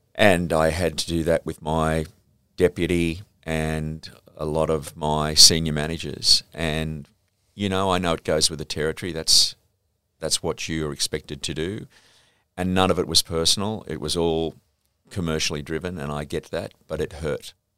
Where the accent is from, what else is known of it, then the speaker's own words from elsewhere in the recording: Sydney, New South Wales, Australia; I grew up in the Saint George area